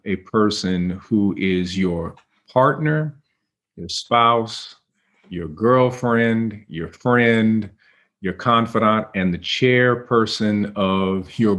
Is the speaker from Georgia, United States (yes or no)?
no; Cleveland, Ohio, United States; I had a crew of people I grew up with in Cleveland.